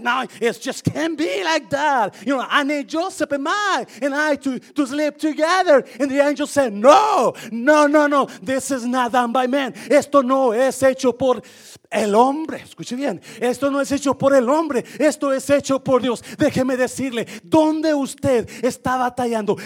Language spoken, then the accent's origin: Spanish; Mexico; now in United States; nosotros, porque somos mexicanos